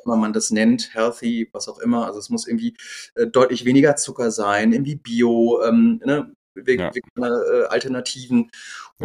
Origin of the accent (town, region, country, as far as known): Düsseldorf, North Rhine-Westphalia, Germany; born or raised there; also born or lived in Gelsenkirchen, Germany; now in Rosenheim, Germany